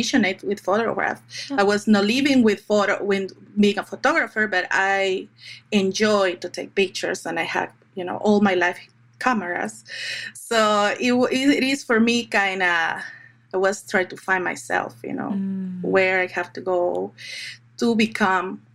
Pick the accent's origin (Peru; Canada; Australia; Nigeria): Peru; Lima; moved away as an adult; now in United States; I'm original from Lima, Peru